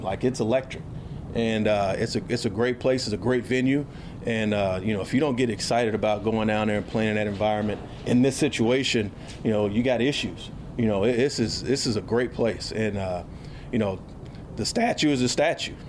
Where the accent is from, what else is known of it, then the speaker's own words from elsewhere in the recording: Houston, Texas, United States; I'm from Houston